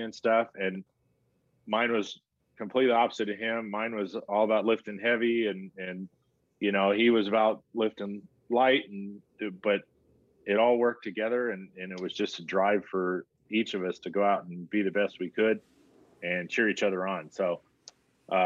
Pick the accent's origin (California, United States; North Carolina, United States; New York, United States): California, United States; San Diego; I got to play for my hometown team